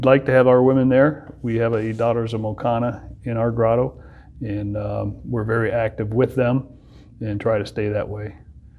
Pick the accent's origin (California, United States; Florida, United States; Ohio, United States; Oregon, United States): Ohio, United States; Akron; now in Seville, United States; I was born and raised in Akron, Ohio. I currently live in a small little town called Seville.